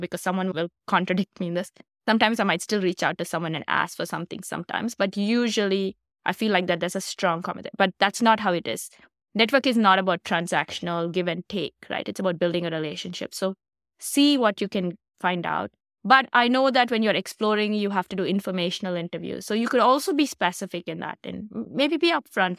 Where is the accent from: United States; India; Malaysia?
India; moved away as an adult; I'm originally from India, so I came here for graduate school